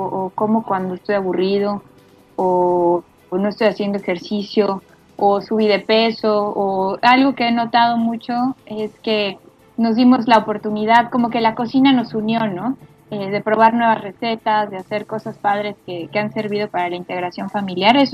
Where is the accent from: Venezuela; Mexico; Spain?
Mexico; porque soy, además a soy mí mexicana.